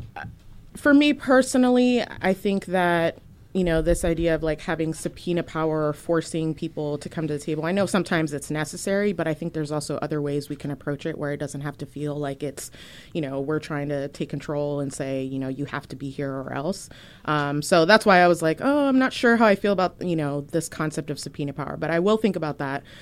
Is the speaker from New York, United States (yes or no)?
no; Virginia, United States; moved away as an adult; now in Portland, United States; I am originally from Virginia, moved to Portland, uh, back in twenty thirteen